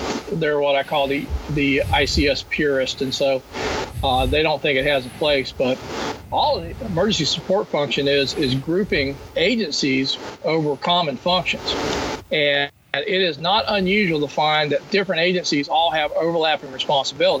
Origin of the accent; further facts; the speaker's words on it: Florida, United States; I'm from Florida